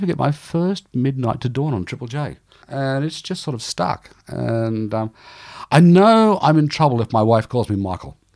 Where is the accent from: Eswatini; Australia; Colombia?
Australia; Newcastle, New South Wales; born or raised there; moved away